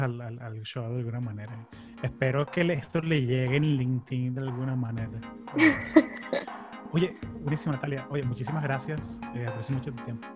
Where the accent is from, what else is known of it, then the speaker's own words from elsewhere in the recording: Orlando, Florida, United States; yo crecí en Orlando